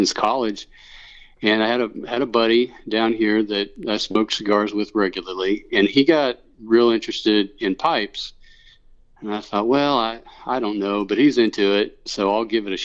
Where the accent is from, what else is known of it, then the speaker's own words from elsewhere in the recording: Illinois, United States; now in McAllen, United States; I grew up in Illinois